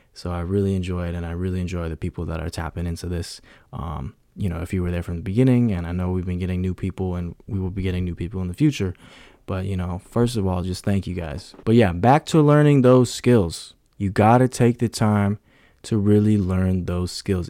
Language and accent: English; San Francisco Bay Area, California, United States; I'm from the Bay Area